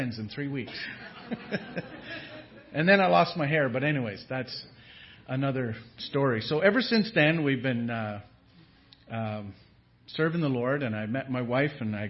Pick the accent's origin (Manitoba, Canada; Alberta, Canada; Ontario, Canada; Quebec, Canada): Ontario, Canada; northern; we're from way up north, north of the Arctic watershed